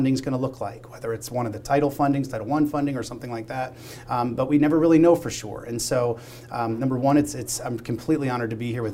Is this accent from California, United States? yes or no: no; Pennsylvania, United States; to be here in my home state of Pennsylvania